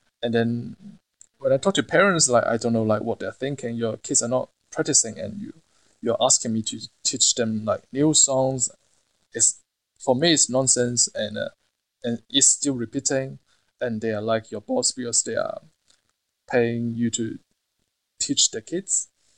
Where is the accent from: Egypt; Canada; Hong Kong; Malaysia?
Hong Kong; I can find a job easily in Hong Kong, as you know, I'm from Hong Kong, and I have friends there opening new restaurants